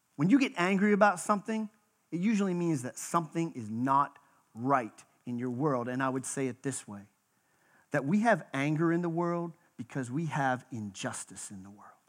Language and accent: English; Western Pennsylvania, United States; moved away; also born or lived in Texas; I was born in Western Pennsylvania.